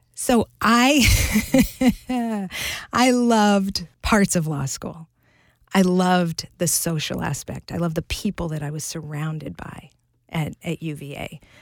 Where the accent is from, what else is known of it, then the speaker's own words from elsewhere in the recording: Butte, Montana, United States; I grew up in the thriving metropolis of Butte, Montana.